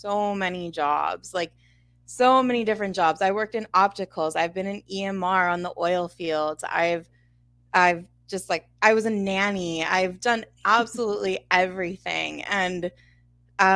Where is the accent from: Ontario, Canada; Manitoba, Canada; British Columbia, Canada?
Manitoba, Canada; Winnipeg; I'm from Winnipeg, Manitoba, Canada. I kind of grew up a little bit outside the city, but I live inside the city now.